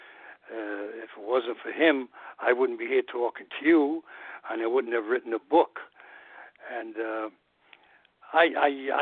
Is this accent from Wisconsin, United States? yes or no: no; New York City, New York, United States; growing up in New York. I'm a New Yorker, and I love New York.